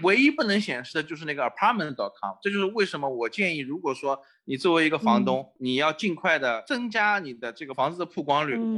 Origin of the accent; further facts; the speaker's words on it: China; now in Chicago, United States; 我们中国人